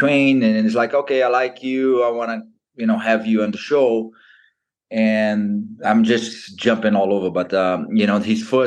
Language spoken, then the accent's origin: English; Brazil; English is a second language; moved away as an adult; now in California, United States; from Brazil